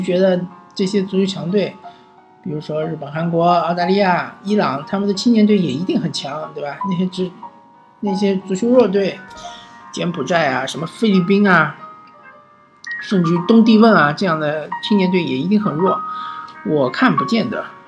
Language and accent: Chinese; China; 和我们中国人素质确实不能比的